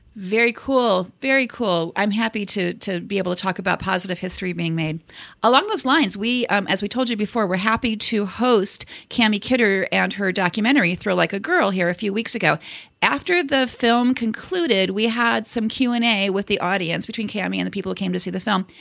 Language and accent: English; Cleveland, Ohio, United States; I'm from Cleveland